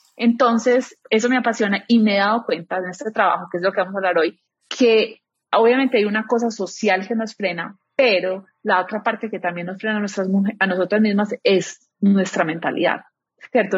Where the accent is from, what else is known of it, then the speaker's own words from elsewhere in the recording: Medellín, Antioquia, Colombia; moved away; soy de Medellín, estoy casada, tengo una hija de tres años